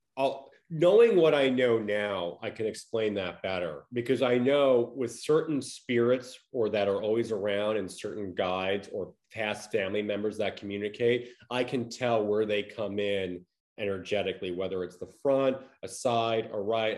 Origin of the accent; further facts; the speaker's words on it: Long Island, New York, United States; moved away as an adult; also born or lived in Connecticut / Los Angeles; now in Tampa, Florida, United States; I grew up in Long Island, New York